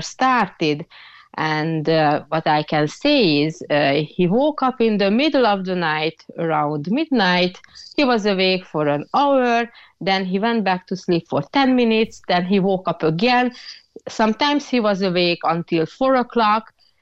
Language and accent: English; Hungary; now in Ireland; I'm originally from Hungary.